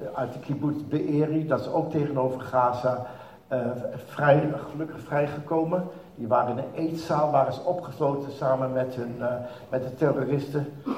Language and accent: Dutch; Netherlands; moved away as an adult; now in Israel; als typische Nederlander